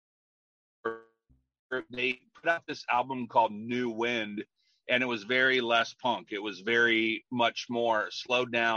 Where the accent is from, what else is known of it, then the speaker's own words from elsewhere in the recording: Grass Valley, California, United States; I grew up in Grass Valley, up in the sticks, you know, up in the mountains